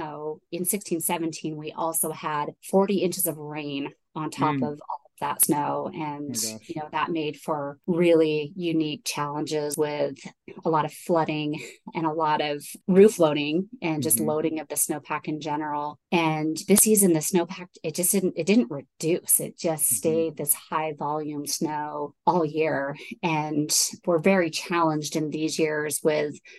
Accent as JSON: {"language": "English", "town": "Salt Lake City", "region": "Utah", "country": "United States", "tie": "born or raised there", "also_born_or_lived": "Moab, Utah", "moved": "yes", "lives_now": "Tahoe, United States", "said": "I grew up in Salt Lake City. And actually, I was kind of split between Salt Lake City and Moab, Utah"}